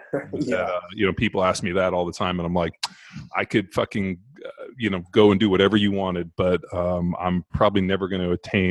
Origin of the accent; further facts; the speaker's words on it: California, United States; moved away as an adult; also born or lived in Orange County, California; now in Texas, United States; I grew up in California. I lived in Orange County. We just moved out here to Texas a couple months ago.